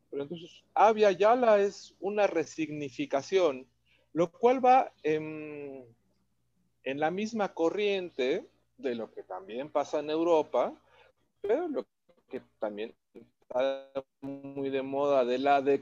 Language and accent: Spanish; Mexico